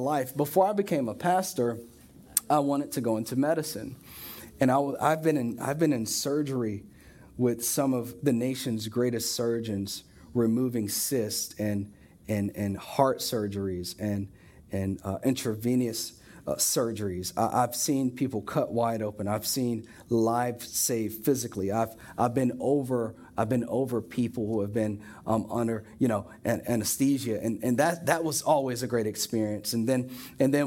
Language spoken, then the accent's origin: English; Florida, United States; we're from Florida